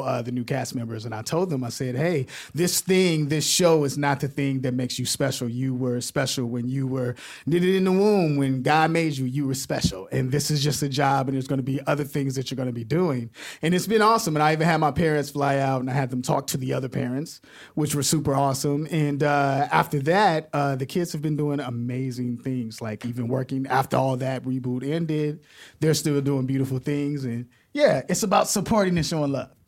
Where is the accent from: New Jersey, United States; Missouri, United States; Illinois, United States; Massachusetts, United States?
Illinois, United States; Chicago; I'm from Chicago